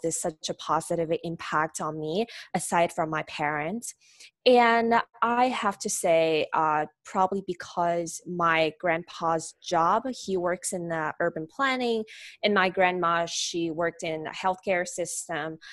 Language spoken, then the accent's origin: English; Nanjing, Jiangsu, China; I'm a native, uh, Chinese. I born in China. Uh, my hometown is Nanjing